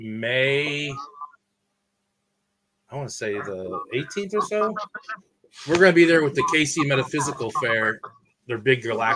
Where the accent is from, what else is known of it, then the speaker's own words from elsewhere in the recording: St. Louis, Missouri, United States; that's where we're from. We're from St. Louis.